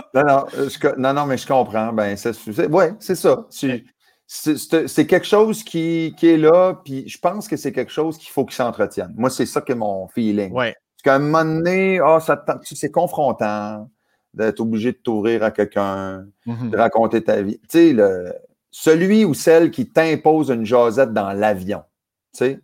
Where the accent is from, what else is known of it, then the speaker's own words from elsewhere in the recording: New Brunswick, Canada; moved away; chez nous, au Nouveau-Brunswick